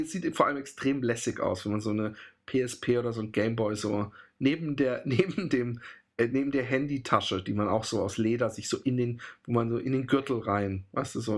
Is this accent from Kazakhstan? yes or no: no; Germany; now in Netherlands; bei uns in Deutschland